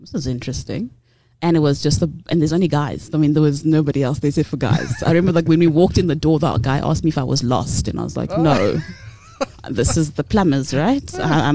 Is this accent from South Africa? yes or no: yes; Cape Town, Western Cape, South Africa; moved away; also born or lived in Transkei / Butterworth; I'm from the Transkei originally. I know I don't sound like it. I grew up in Cape Town